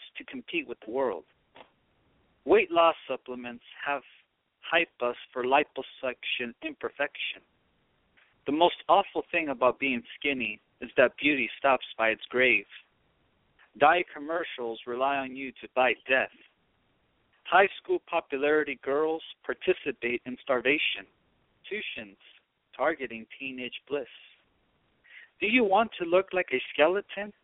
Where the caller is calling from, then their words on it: Los Angeles, California, United States; I'm calling from Hollywood, Babylon